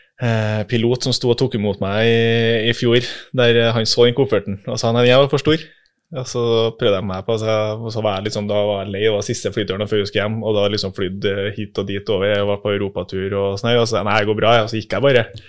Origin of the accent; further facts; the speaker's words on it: Melhus, Trøndelag, Norway; accent: trønder; also born or lived in Oslo; er født i Oslo, bodde der i tre år. Men eh, resten av familien min, eller eh, si, besteforeldre og foreldre, er jo fra Trondheim. Så ja. var der mens pappa studerte ferdig, tror jeg. Og så hjem til Melhus.